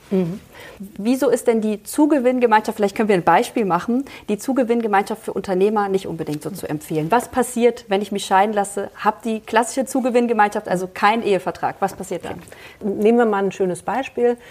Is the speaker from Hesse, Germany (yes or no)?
yes; Kassel, Hesse, Germany; Kassel ist meine Heimatstadt